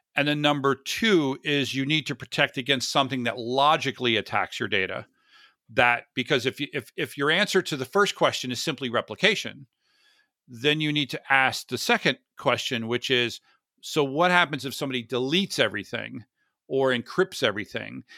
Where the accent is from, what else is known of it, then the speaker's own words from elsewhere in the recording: Florida, United States; I grew up in Florida